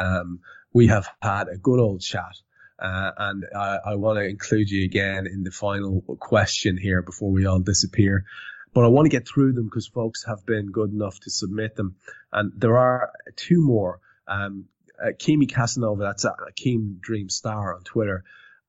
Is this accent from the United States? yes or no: no; Ireland; as an Irish lad